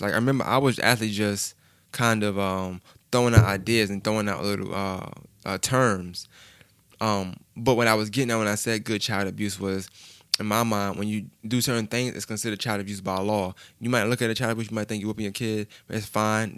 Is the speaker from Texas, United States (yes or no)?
no; New York, United States; I'm from New York.